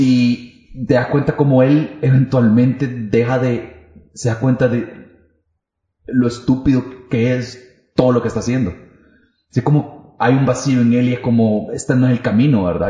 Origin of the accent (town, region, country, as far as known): El Salvador